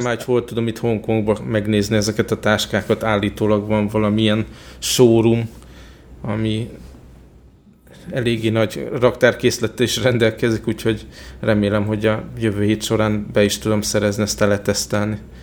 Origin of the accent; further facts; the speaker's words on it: Hungary; Magyarországról jöttem